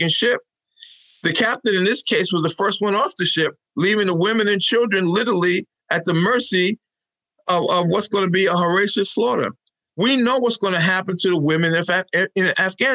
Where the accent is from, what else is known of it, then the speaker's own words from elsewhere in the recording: New York City, New York, United States; moved away as an adult; also born or lived in Charleston, South Carolina / Queens; now in Albany, United States; I was raised in a Brooklyn. Well, we came to New York from South Carolina